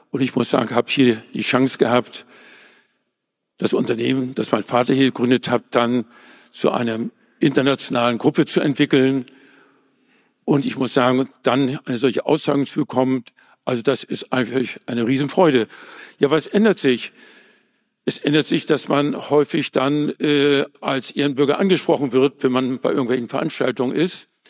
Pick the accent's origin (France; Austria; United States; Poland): Poland; West Prussia; now in Hamburg, Germany; ich bin ja als Flüchtling von Westpreußen nach Hamburg gekommen. Hamburg ist dann meine Heimat geworden